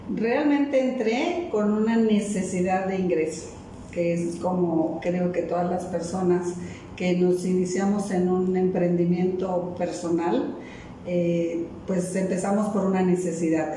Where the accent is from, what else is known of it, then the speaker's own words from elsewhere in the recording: Mérida, Yucatán, Mexico; moved away as an adult; mi ciudad de origen, que es Yucatán, Mérida, Yucatán